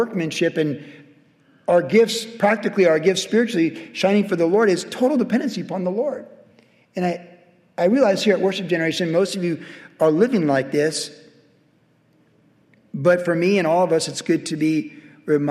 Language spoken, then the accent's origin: English; United States; being an American